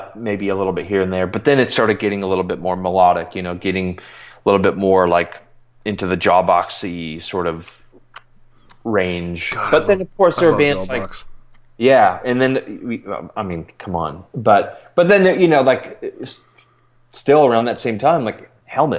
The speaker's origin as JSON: {"language": "English", "town": "Milwaukee", "region": "Wisconsin", "country": "United States", "tie": "born or raised there", "said": "I grew up just outside of Milwaukee"}